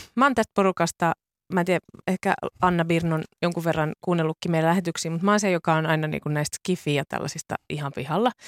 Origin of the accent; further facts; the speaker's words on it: Turku, Southwest Finland, Finland; mä oon Turusta kotoisin